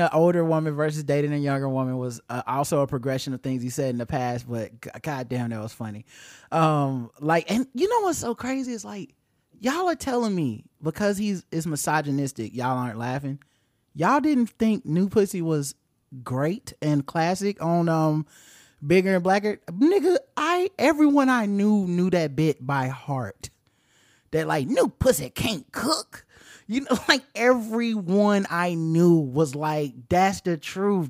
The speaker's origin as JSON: {"language": "English", "town": "Charlotte", "region": "North Carolina", "country": "United States", "said": "Our city is named Charlotte"}